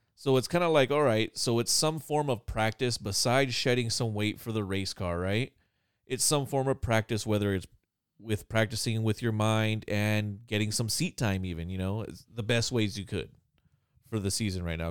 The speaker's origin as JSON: {"language": "English", "region": "California", "country": "United States", "said": "I'm Californian, so I get cold at, like, sixty"}